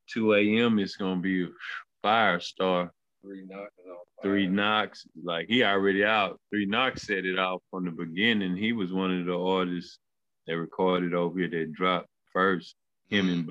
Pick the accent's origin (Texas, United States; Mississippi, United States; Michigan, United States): Texas, United States; Missouri City; I grew up in Mo City, you know. So you know, I'm a Mo City boy